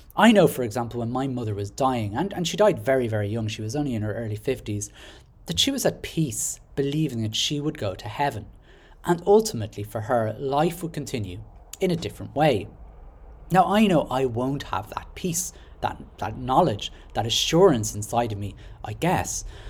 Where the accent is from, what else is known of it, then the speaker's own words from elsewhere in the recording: Dublin, Leinster, Ireland; now in Carlow, Ireland; I was born in Dublin, and I now live in Carlow with my wife and child